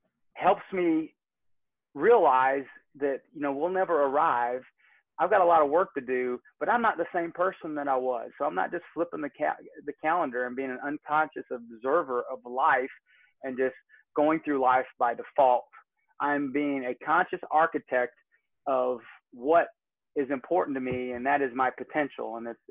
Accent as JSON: {"language": "English", "town": "Michigan City", "region": "Indiana", "country": "United States", "tie": "born there", "lives_now": "Georgia, United States", "said": "And sometimes it's like climbing a sand dune in Northwest Indiana. I was born in Michigan City."}